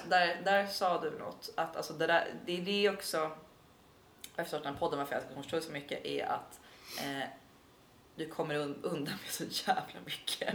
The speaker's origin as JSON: {"language": "Swedish", "town": "Stockholm", "region": "Stockholm County", "country": "Sweden", "said": "mina släktingar som alltid har bott på Södermalm och går way back och mm, vi är mm. äkta stockholmare"}